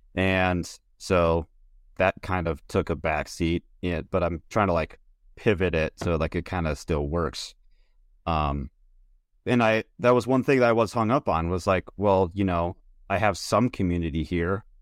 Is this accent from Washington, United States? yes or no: no; Minnesota, United States; I'm from Minnesota